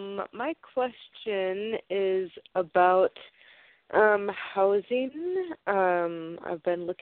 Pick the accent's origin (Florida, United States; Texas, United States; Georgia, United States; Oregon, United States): Oregon, United States; I'm from Oregon.